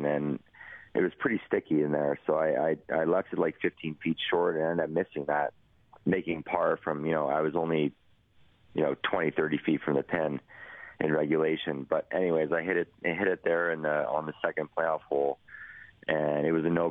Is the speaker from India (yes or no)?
no; Edmonton, Alberta, Canada; my hometown